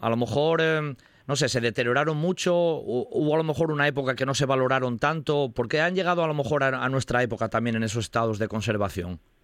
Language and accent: Spanish; Riosa, Asturias, Spain; yo soy de Ríos